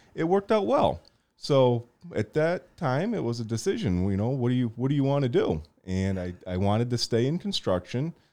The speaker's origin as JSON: {"language": "English", "town": "Portland", "country": "United States", "tie": "born or raised there", "said": "as a young kid growing up in Portland"}